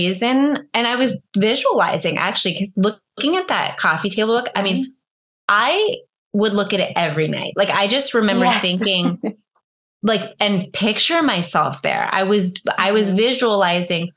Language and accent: English; Northern California, United States; I'm from Northern California